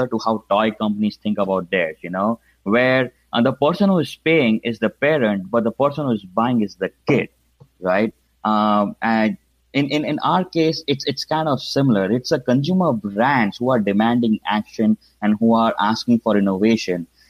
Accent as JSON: {"language": "English", "town": "Mumbai", "region": "Maharashtra", "country": "India", "tie": "born or raised there", "moved": "yes", "said": "as you can probably tell from my accent, I grew up in India, specifically in Mumbai."}